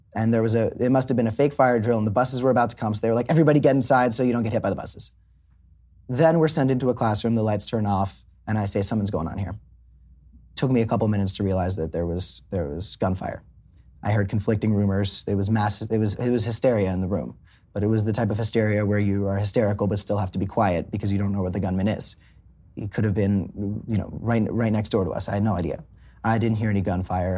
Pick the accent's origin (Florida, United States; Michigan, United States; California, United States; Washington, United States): Florida, United States; South; also born or lived in Hollywood, Florida; I grew up in South Florida.